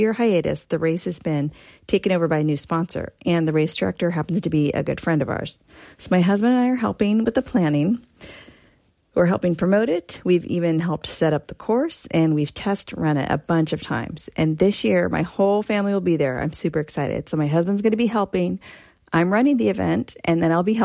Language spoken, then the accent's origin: English; Concord, California, United States; our hometown of Concord